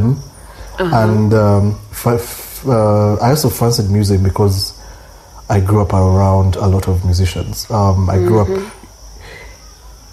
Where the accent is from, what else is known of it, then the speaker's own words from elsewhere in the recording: Entebbe, Central Region, Uganda; I grew up in Entebbe